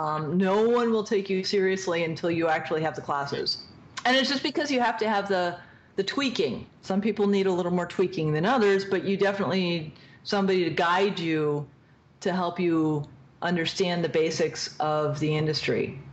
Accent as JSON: {"language": "English", "region": "East Coast", "country": "United States", "said": "I want to do, like, a snarky character because I am from the East Coast and we're very snarky."}